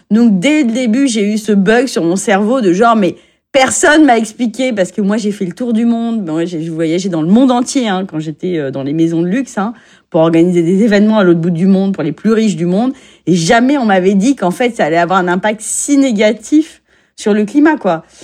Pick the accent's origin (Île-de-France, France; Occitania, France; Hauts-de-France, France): Île-de-France, France; Paris; born there; J'habite à Agnières-sur-Seine et je suis née à Paris, donc je suis une Parisienne.